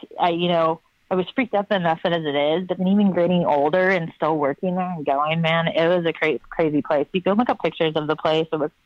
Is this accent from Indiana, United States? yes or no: yes; Lafayette, Indiana, United States; now in Portland, United States; when I was growing up in Lafayette, Indiana, my high school used to run this haunted mansion